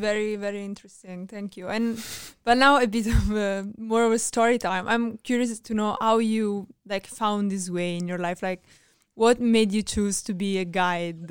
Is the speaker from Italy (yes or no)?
yes; Italy; I'm from Italy